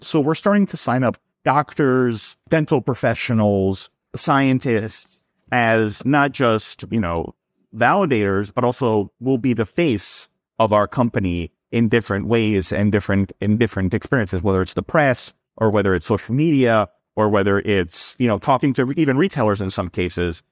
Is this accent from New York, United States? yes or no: yes; New York, United States; also born or lived in Serbia; I was born in Serbia. I moved to New York when I was six years old, so I grew up in New York